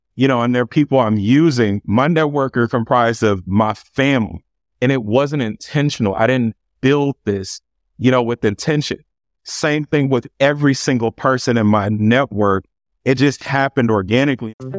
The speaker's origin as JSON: {"language": "English", "town": "Los Angeles", "region": "California", "country": "United States", "tie": "born or raised there", "also_born_or_lived": "Carson, California", "said": "grew up right here in Los Angeles, California, um, initially in South Central, um, and we eventually moved to Carson, California, um, when I was a kid"}